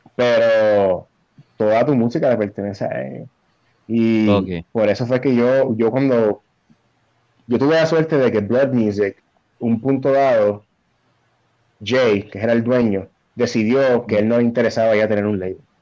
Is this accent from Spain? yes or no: no; Puerto Rico